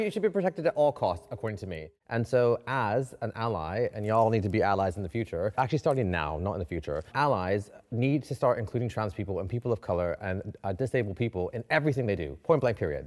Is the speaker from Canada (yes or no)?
yes; Canada; moved away as an adult; now in London, United Kingdom; I'm from Canada